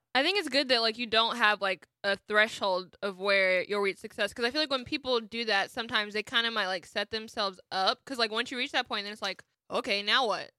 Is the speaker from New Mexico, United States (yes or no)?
no; Atlanta, Georgia, United States; I grew up in the Atlanta area